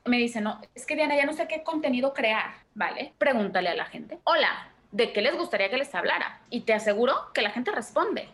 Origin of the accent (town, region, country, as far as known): Mexico